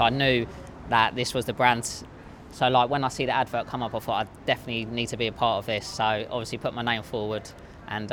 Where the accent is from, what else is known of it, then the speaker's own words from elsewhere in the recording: Kent, South East England, United Kingdom; I'm from Kent.